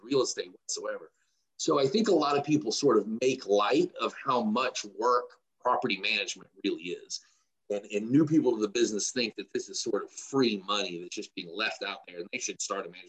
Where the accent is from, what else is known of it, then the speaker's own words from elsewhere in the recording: Macon, Georgia, United States; moved away as an adult; now in Atlanta, United States; I am in Atlanta. I am from Macon, Georgia, which is about an hour and a half south of Atlanta